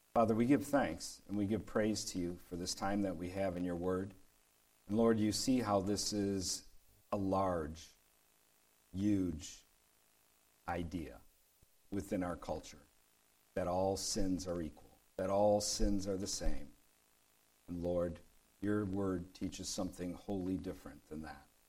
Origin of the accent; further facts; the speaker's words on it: Detroit, Michigan, United States; I grew up in Detroit, and there was a street nearby called Gratiot.